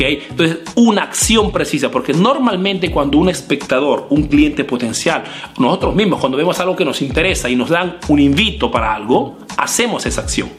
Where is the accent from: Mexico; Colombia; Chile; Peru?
Peru; now in Italy; Soy un emprendedor peruano que hace negocios en Italia, en Europa principalmente